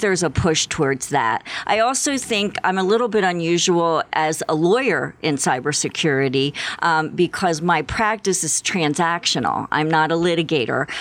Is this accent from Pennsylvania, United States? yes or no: yes; Philadelphia, Pennsylvania, United States; moved away as an adult; now in Tucson, United States; I grew up in the Philadelphia area